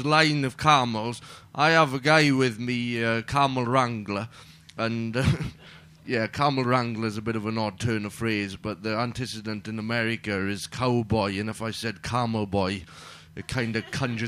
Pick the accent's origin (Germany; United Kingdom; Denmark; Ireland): United Kingdom; Wales; I'm Welsh